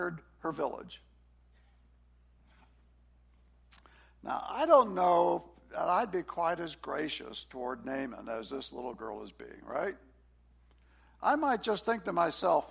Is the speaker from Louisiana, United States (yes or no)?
yes; New Orleans, Louisiana, United States; moved away as an adult; also born or lived in Washington, D.C.; I grew up in New Orleans in the party scene.